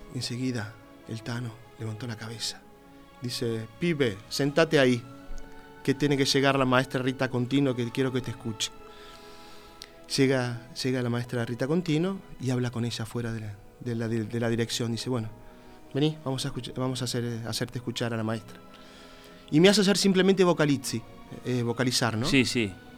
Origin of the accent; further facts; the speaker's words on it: Uruguay; moved away as an adult; cuando llego acá, no sé, serán los, perfumes, los colores que me llevan a, mi niñez, a lo que era lindo cuando yo era chico, donde yo crecí